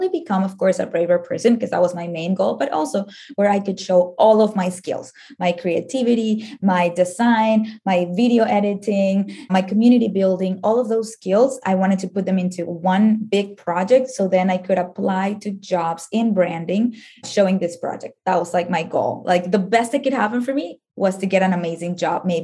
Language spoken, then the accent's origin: English; Venezuela; moved away as an adult; now in United States; I am from Venezuela